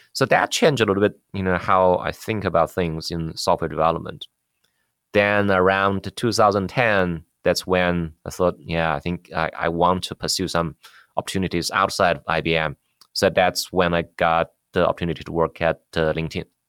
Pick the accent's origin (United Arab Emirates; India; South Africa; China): China; moved away as an adult; also born or lived in Beijing / New York, United States / San Jose, United States; now in United States; Yeah, I grew up in China. I finished college in computer science there in, in Beijing. Then I came to U S, uh, uh, for graduate school.